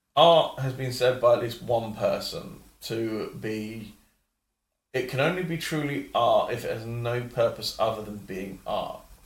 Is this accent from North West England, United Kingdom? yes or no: no; London, United Kingdom; I grew up in London